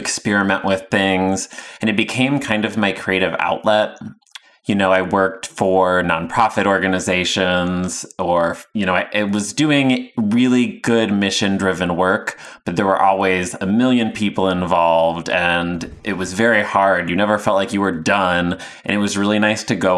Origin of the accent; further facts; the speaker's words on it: Indiana, United States; moved away; also born or lived in Chicago; I'm originally from Indiana